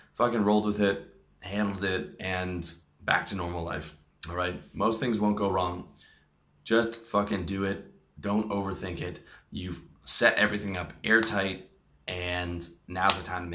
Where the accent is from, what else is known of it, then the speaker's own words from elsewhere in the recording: Toronto, Ontario, Canada; moved away as an adult; also born or lived in Philippines; now in Thailand; my hometown of Toronto